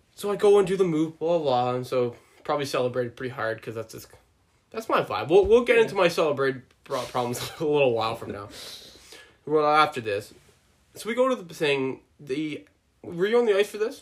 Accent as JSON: {"language": "English", "area": "Boulder County", "region": "Colorado", "country": "United States", "tie": "born or raised there", "moved": "yes", "lives_now": "Canada", "said": "I'm a native from Boulder County"}